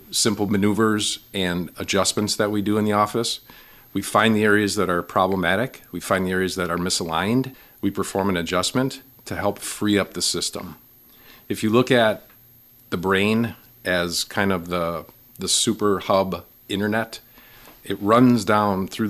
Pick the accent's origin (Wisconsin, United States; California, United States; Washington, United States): Wisconsin, United States; Milwaukee; moved away as an adult; also born or lived in Waukesha / Brookfield; now in Wausau, United States; I am from the Milwaukee area, born and raised in Milwaukee